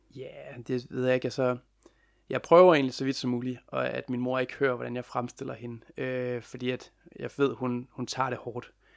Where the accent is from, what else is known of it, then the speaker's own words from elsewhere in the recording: Lem, Central Denmark Region, Denmark; moved away as an adult; also born or lived in Copenhagen; jeg er jo sågar lige flyttet i, i går, forgårs, til øh, min barndomsby, Lem, i Vestjylland